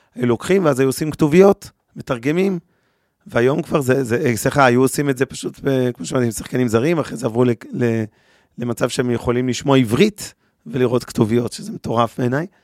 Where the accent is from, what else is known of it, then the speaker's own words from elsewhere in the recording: Israel; אנחנו ישראלים